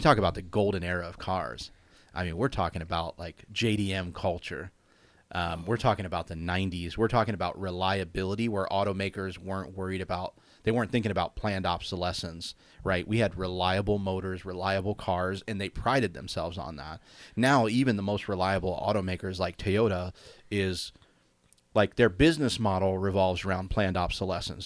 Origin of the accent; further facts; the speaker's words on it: Cincinnati, Ohio, United States; now in California, United States; growing up in Cincinnati